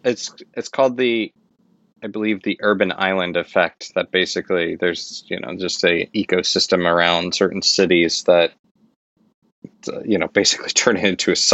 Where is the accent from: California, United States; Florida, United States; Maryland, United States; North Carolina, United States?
Florida, United States; moved away as an adult; now in New York City, United States; I grew up in Florida.